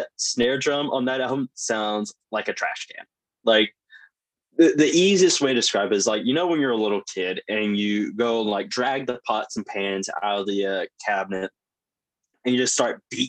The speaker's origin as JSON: {"language": "English", "region": "North Carolina", "country": "United States", "accent": "banjo accent", "said": "I'm from North Carolina"}